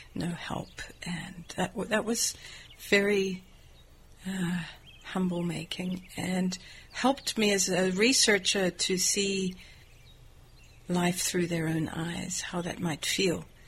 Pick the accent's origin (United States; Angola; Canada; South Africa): South Africa; moved away as an adult; I'm from South Africa